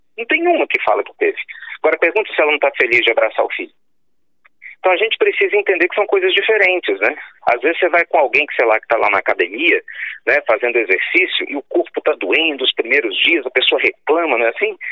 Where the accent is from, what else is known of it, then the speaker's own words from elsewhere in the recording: Pernambuco, Brazil; now in Minas Gerais, Brazil; eu seja nordestino, né? Nasci em Pernambuco e eu moro lá em Minas Gerais